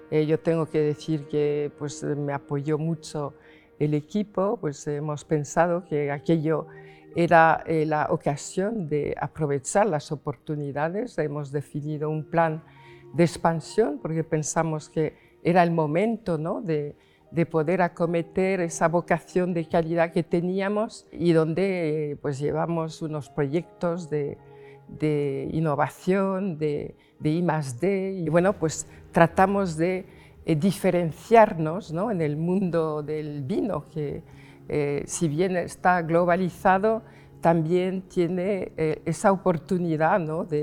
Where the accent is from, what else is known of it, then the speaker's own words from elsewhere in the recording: Paris, Île-de-France, France; accent: French; Spanish is a second language; now in Logroño, Spain; me vine de París a Logroño, pues primero porque mi padre necesitaba eh, apoyo. Entonces, bueno, pues cuando llegué, eh, claro, era joven, eh, hablaba español con un acento francés